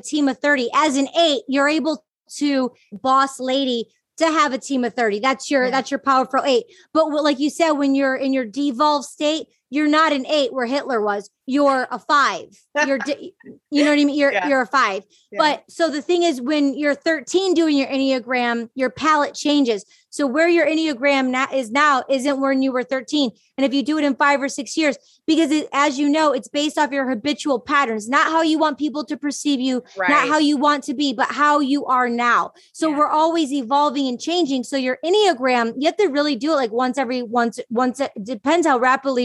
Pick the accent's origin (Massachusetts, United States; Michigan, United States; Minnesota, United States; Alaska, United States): Michigan, United States; also born or lived in New York; now in Los Angeles, United States; I grew up in Michigan